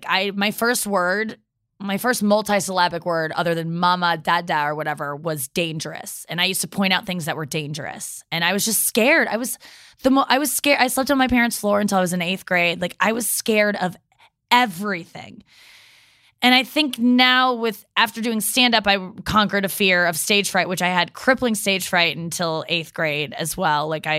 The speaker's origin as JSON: {"language": "English", "region": "Midwest", "country": "United States", "said": "I like being nice. I'm nice. I'm from the Midwest."}